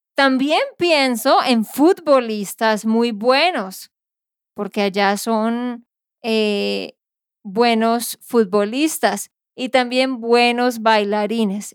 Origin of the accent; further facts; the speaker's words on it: Santander, Colombia; also born or lived in Barranquilla, Colombia; de Santander, Colombia